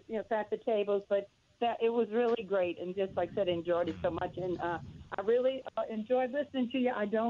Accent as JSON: {"language": "English", "town": "New Orleans", "region": "Louisiana", "country": "United States", "tie": "born or raised there", "said": "I grew up in Gentilly and went to Wallace Raoul many times."}